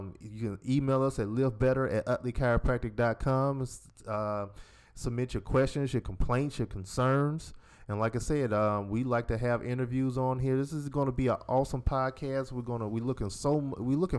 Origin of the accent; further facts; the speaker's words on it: Decatur, Georgia, United States; We're 5 years apart, born and raised in Decatur, Georgia.